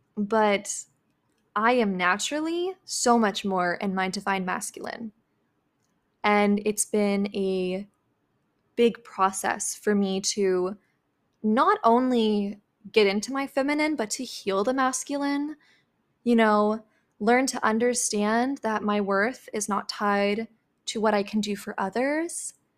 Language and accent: English; Midwest, United States; I was raised in the Midwest